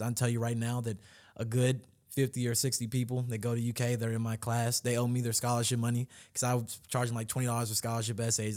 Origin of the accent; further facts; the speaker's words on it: Louisville, Kentucky, United States; I'm actually from Louisville in Kentucky, born and raised.